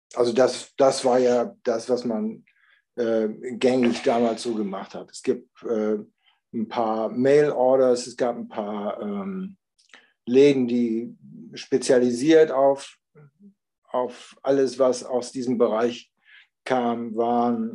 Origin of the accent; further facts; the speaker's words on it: Germany; wir kommen aus Deutschland